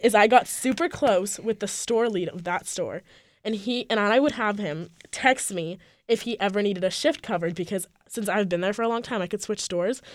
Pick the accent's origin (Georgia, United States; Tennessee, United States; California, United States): California, United States; moved away as an adult; I am from California